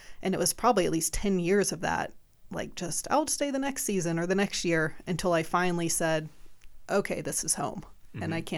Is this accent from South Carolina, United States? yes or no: yes; South Carolina, United States; moved away; Well, it was a lifestyle. I mean, I came from South Carolina, but I had gone to summer camp growing up.